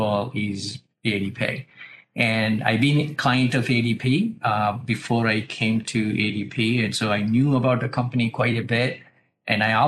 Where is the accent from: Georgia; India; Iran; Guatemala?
India; moved away as an adult; now in United States; I grew up in India and moved to US in 94